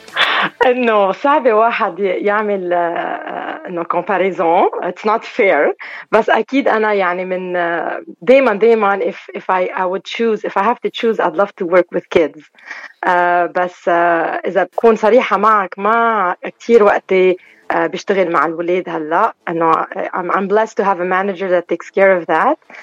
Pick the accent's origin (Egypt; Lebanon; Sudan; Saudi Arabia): Lebanon; Beirut, Beirut Governorate; now in Montreal, Canada; اوريجينالمون من الاشرفيه من بيروت